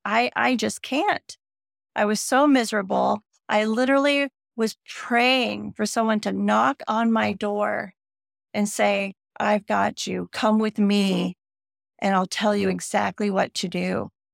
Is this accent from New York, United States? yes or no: no; Northern California, United States; growing up in Northern California on the ocean in the seventies